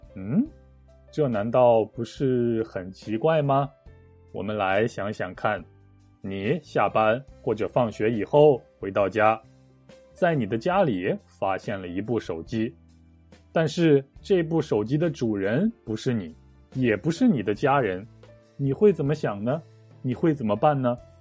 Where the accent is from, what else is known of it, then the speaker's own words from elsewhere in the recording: Shanxi, China; 我的老家，山西省